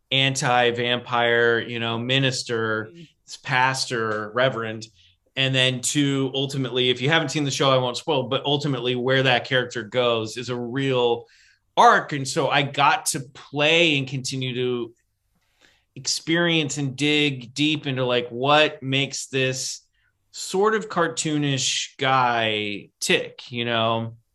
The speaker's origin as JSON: {"language": "English", "region": "Midwest", "country": "United States", "said": "look, I'm the guy from the Midwest."}